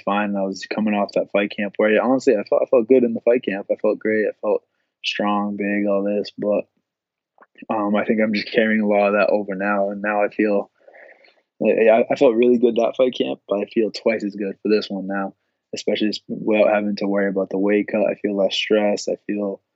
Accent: Boston, Massachusetts, United States; I'm finally, like, in my hometown.

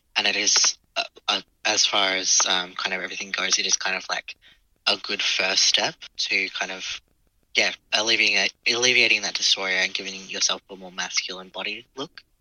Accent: Adelaide, South Australia, Australia; I grew up in Adelaide

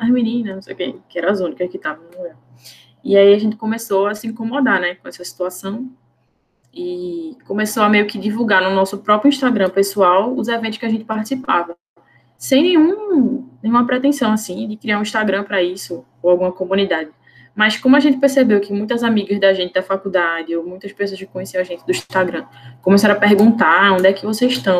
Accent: Recife, Pernambuco, Brazil; eu sou daqui de Recife

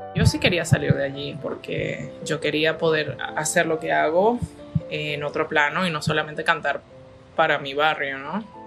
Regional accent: Venezuela; moved away; me gustaría cantar en mi país. Me gustaría que mi país se arreglara. Y me gustaría poder reunirme con mi público venezolano

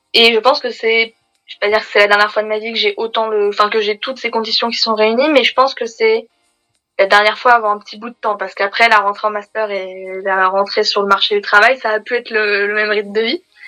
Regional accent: Paris, Île-de-France, France; En tant que parisienne

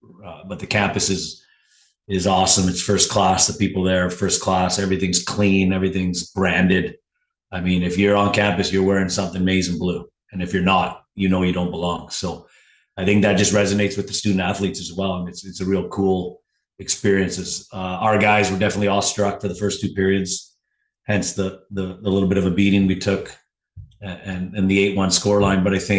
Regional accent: Burnaby, British Columbia, Canada; also born or lived in Plattsburgh, New York; Well, born and raised in Burnaby, British Columbia.

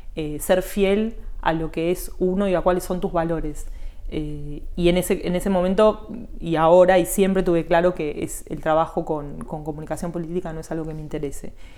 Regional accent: Morón, Buenos Aires Province, Argentina; now in Olivos, Argentina; yo nací en Morón

